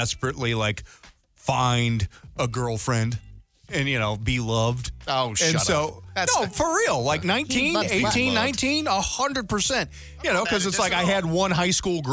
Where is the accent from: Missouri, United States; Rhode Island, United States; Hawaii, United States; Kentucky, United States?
Missouri, United States; I'm from Missouri